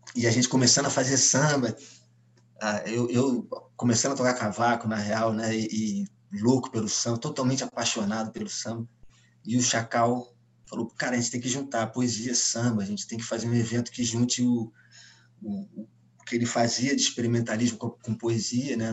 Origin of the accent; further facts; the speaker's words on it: Rio de Janeiro, Brazil; o Rio Zona Sul, e eu falo por mim, né, pelo lugar que eu ocupava, o lugar onde eu cresci